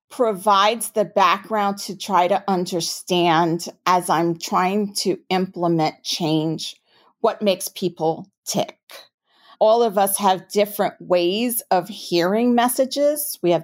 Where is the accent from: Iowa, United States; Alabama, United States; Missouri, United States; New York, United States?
New York, United States; accent: New York; now in Houston, United States; I'm a native New Yorker, if you can't tell from my accent. And so I thought, oh, Houston, I don't know.